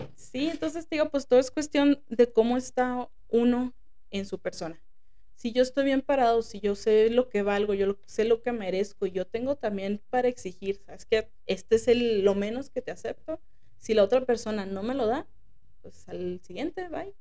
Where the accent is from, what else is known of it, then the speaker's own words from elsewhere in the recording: Mexico; como sociedad mexicana